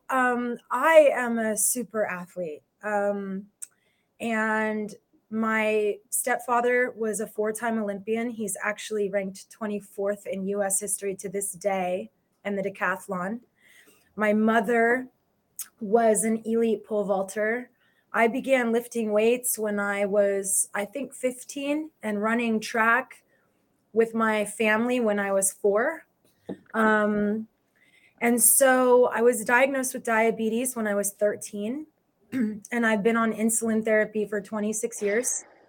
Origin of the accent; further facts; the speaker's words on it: Los Angeles, California, United States; I am from Los Angeles.